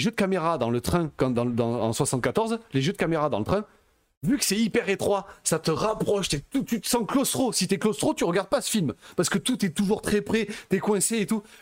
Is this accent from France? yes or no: no; Belgium; Je suis belge, tu vois, il y a bah, plein de trucs comme ça.